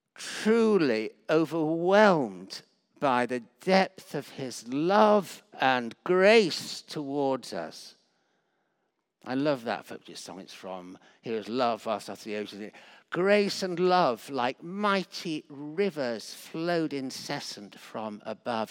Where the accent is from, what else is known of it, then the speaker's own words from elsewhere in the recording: Yorkshire and the Humber, United Kingdom; moved away; I was brought up partly in Yorkshire